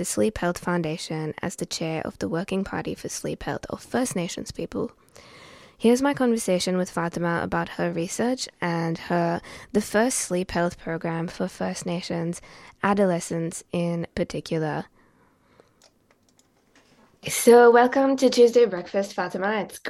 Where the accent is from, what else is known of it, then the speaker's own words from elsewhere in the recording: Mumbai, Maharashtra, India; now in Melbourne, Australia; my hometown, Bombay, in India.